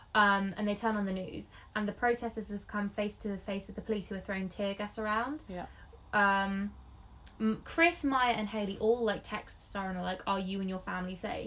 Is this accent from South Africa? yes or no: no; England, United Kingdom; also born or lived in Scotland; my family's Scottish. I'm the, one of the black sheep of the family because I was born in England, so I don't have the accent